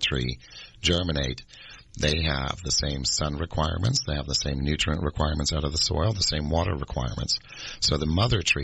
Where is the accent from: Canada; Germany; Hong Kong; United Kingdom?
Germany; moved away; I'm from Germany where they're native